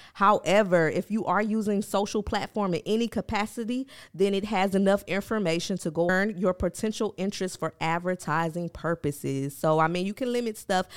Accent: Milwaukee, Wisconsin, United States; I'm from Milwaukee, so that's, like, an hour outside of Chicago

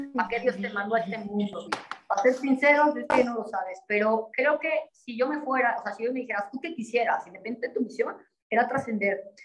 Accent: Mexico; como decimos en México

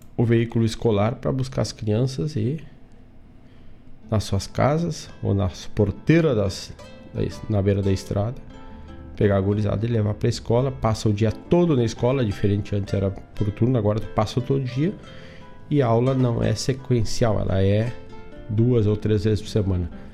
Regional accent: Herval, Rio Grande do Sul, Brazil; now in Guaíba, Brazil; saquei um charque lá na minha terra

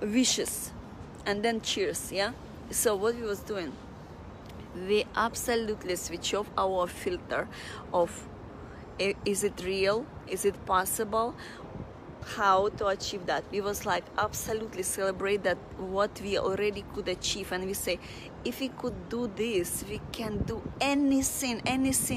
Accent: Russia; moved away as an adult; now in Singapore; I was from Russia

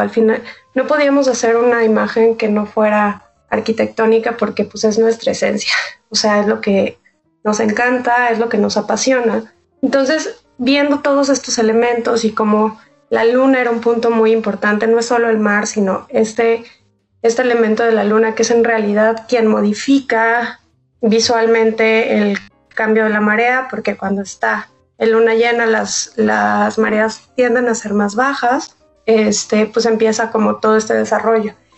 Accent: Mazatlán, Sinaloa, Mexico; moved away; crecí en Mazatlán, entonces pues está metido en mi sangre

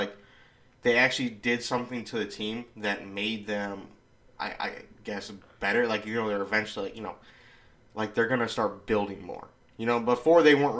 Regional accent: Illinois, United States; we're from Illinois

